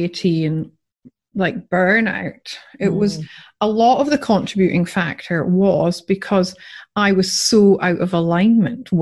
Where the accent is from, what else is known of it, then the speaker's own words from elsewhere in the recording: Scotland, United Kingdom; now in Australia; I'm Scottish.